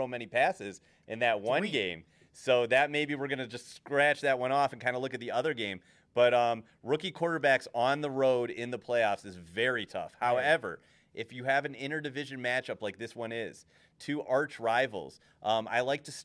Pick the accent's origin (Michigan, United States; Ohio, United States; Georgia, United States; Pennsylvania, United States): Ohio, United States; now in Las Vegas, United States; I'm from Ohio